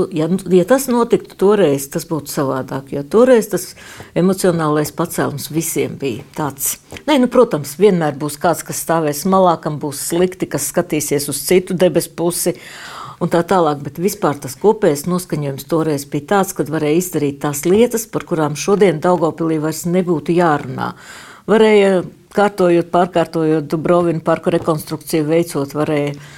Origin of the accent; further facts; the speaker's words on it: Sigulda, Vidzeme, Latvia; moved away as an adult; also born or lived in Cēsis; now in Daugavpils, Latvia; es esmu dzimusi Siguldā, pabeidzu Siguldas pirmo vidusskolu